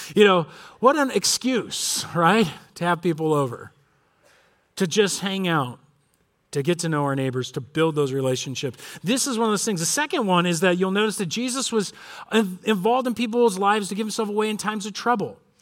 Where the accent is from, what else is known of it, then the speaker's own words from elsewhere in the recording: Corona, California, United States; I grew up in Corona, and my dad grew up in Corona.